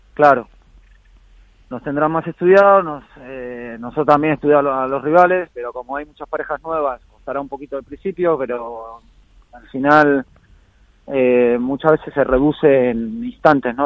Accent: Argentina; moved away; me fui a Argentina, estuve ahí más de dos semanas, ahí de vuelta en la, tierra y las raíces

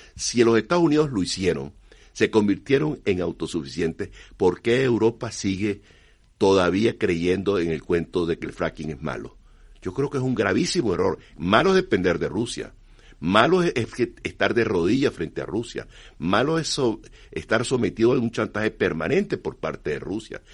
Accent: Venezuela; Yo soy venezolano

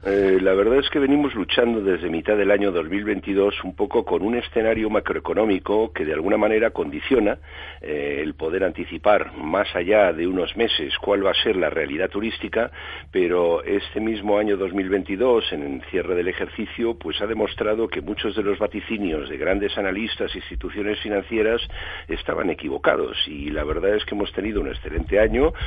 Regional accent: Spain; somos los españoles

